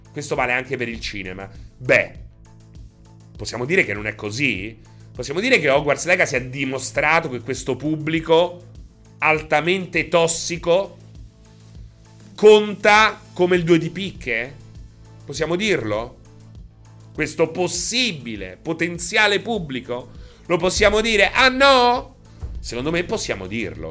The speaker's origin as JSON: {"language": "Italian", "town": "Rome", "region": "Lazio", "country": "Italy", "said": "io so de Roma, non so de Anzio"}